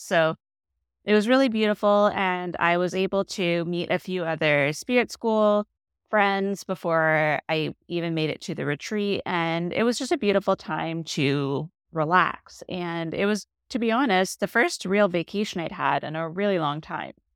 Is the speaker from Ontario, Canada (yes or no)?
yes; Toronto, Ontario, Canada; I'm from the Toronto